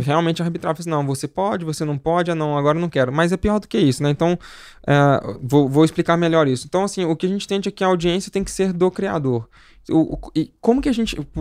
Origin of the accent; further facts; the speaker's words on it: Belo Horizonte, Minas Gerais, Brazil; eu sou de Belo Horizonte, né? Nascido e criado lá